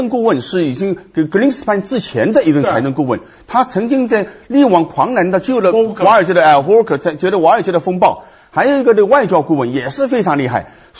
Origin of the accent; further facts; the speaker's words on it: China; 从我们中国人看起来，你算不了什么英雄，是吧？